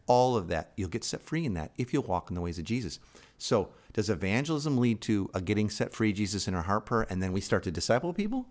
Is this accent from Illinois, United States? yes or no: yes; Chicago, Illinois, United States; moved away; I'm from Chicago originally